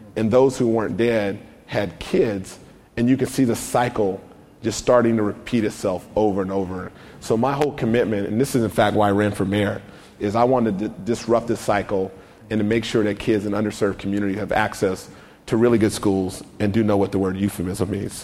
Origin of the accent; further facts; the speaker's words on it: United States; I grew up in the Oak Park community, not too far from here